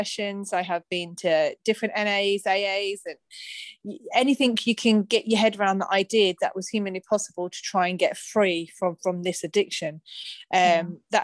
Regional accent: Luton, East of England, United Kingdom; I'm from Luton

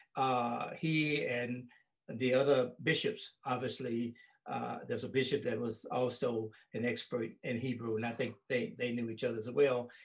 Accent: Holly Springs, Mississippi, United States; my hometown of Holly Springs

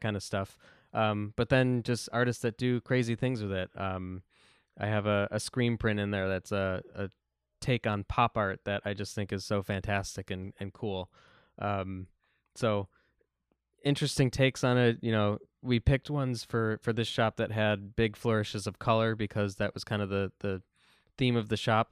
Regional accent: Buffalo, New York, United States; growing up in South Buffalo

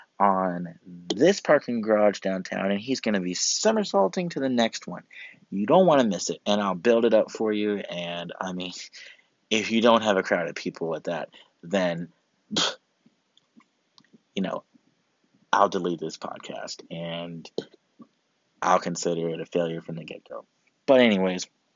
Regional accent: Augusta, Georgia, United States; right now in Augusta, Georgia, my hometown where I'm from, in North Augusta, the CSRA

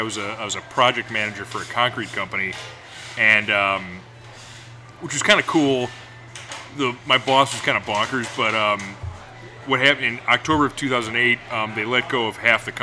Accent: Rochester, New York, United States; I grew up in Rochester, New York, and went to college in upstate New York as well

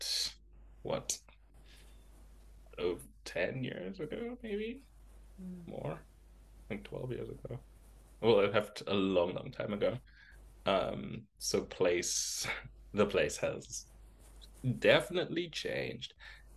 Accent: Zimbabwe; moved away; I grew up in Zimbabwe

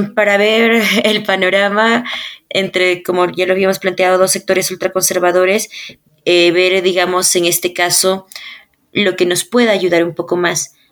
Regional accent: Ayacucho, Peru; cuando yo era niña y tenía como que 11 años y yo vivía en Ayacucho

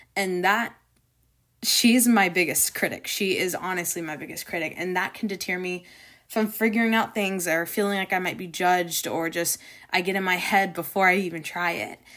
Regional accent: Florida, United States; Growing up in Florida, the beaches, you know, um, protecting our ecosystem was always really dear

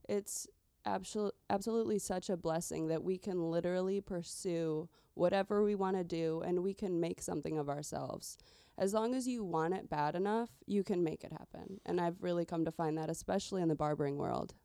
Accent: Chicagoland suburbs, Illinois, United States; born and raised in the Chicagoland suburbs

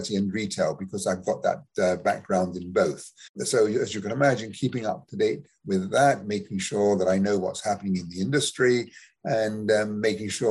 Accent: United Kingdom; moved away as an adult; also born or lived in United States; now in Canada; as maybe you can tell from my accent, I'm someone who was born in England, just south of London.

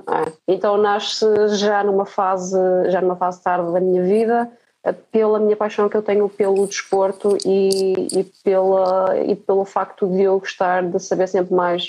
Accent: Marco de Canaveses, Porto District, Portugal; eu nasci no Marco de Canaveses

